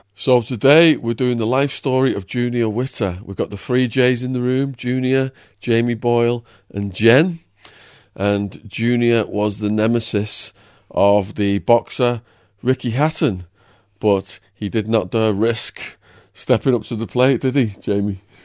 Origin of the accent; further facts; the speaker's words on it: Widnes, North West England, United Kingdom; now in United States; I'm from Widnes, then. I know it was like growing up in the north. I ended up yeah. in America though.